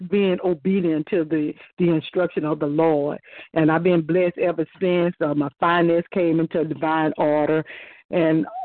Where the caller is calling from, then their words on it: Mobile, Alabama, United States; also born or lived in Augusta, Georgia; I'm calling from Mobile, Alabama